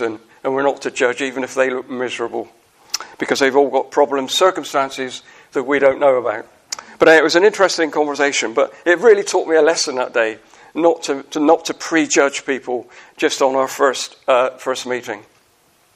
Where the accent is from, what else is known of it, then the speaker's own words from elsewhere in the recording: Wells, South West England, United Kingdom; I come from the cider county in England. I come from Somerset